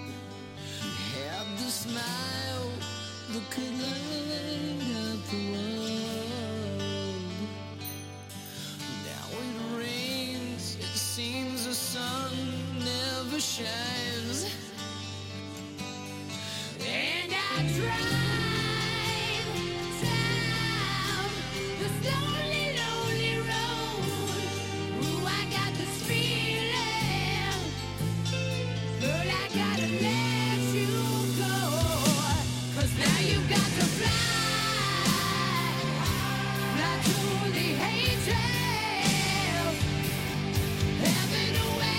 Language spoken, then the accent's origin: English; Maryland, United States; growing up in Maryland, as I did